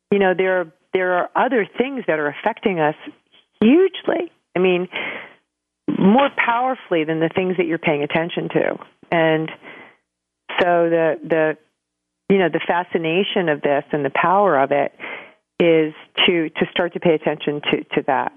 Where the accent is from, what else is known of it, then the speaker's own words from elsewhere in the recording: New York City, New York, United States; moved away; also born or lived in Santa Fe, New Mexico; I'm from New York originally